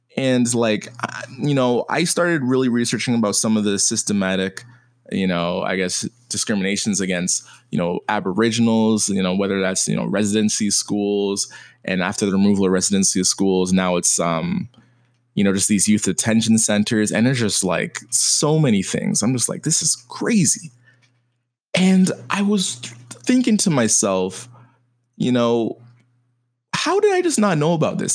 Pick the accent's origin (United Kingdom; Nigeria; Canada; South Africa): Canada; my siblings were American, my parents Jamaican, and me being Canadian